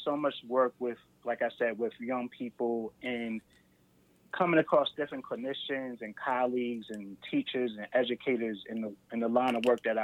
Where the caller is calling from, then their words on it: New Jersey, United States; I'm calling from New Jersey.